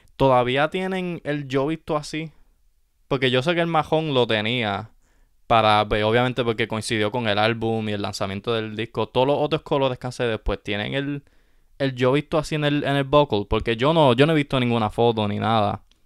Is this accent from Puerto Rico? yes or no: yes; Puerto Rico; nosotros como puertorriqueños